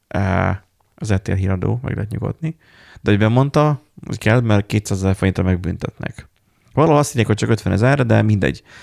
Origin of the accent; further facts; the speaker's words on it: Borsod-Abaúj-Zemplén, Hungary; borsodiak vagyunk és kemények vagyunk. Tehát, hogy nálunk medve jár